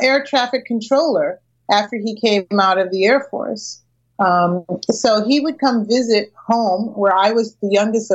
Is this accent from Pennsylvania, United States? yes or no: no; Springfield, Massachusetts, United States; I'm from Springfield, Mass